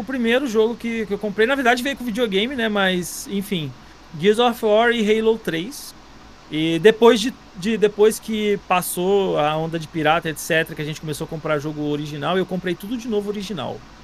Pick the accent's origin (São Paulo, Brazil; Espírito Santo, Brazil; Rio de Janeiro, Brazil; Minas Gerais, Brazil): Rio de Janeiro, Brazil; Nova Iguaçu; eu também sou de, sou de Nova Iguaçu